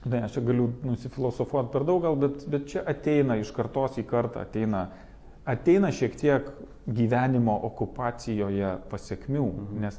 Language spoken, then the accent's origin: Lithuanian; Lithuania